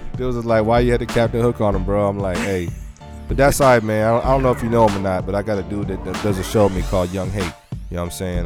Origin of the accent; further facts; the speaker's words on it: San Diego, California, United States; I'm from San Diego